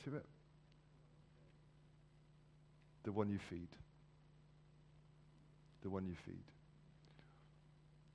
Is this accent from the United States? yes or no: no; Wales, United Kingdom; as a Welshman